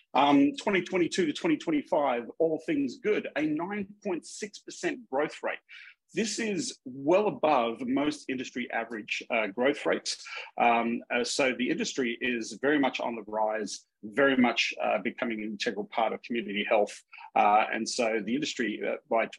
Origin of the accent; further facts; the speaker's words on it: Minnesota, United States; accent: Minnesota; excuse my Minnesota accent